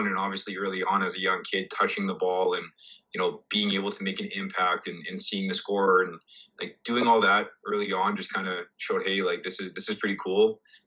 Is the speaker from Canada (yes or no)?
yes; Winnipeg, Manitoba, Canada; growing up here in the city, my entire extended family actually is from Southern Ontario